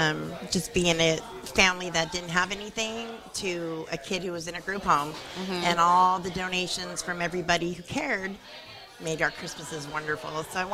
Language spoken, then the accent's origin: English; Sacramento, California, United States; I grew up in the Sacramento Children's Home on Sutterville Road.